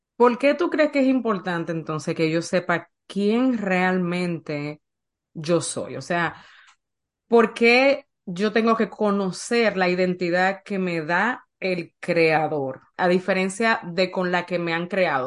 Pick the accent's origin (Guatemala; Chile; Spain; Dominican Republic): Dominican Republic; Yo nací en República Dominicana